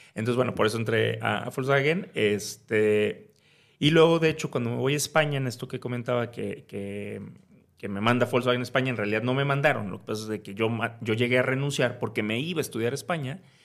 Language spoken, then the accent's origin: Spanish; Veracruz, Mexico; moved away as an adult; also born or lived in Puebla / Spain / New York; soy de Veracruz. Este, nací ahí, crecí ahí.